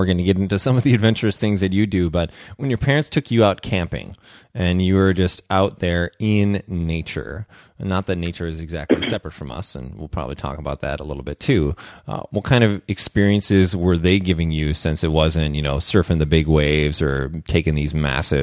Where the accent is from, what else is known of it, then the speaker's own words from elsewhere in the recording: St. Paul, Minnesota, United States; I grew up in St. Paul, Minnesota.